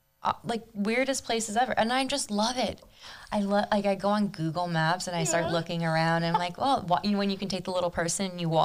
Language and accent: English; Palm Beach County, Florida, United States; also born or lived in Argentina; But I moved here from Argentina when I was 3. Mm-hmm. And then I've lived here in Palm Beach County area my whole life.